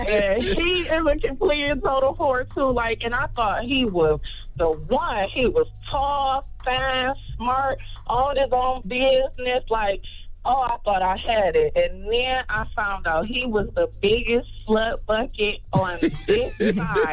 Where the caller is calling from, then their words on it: Michigan, United States; No, I'm actually calling from Michigan.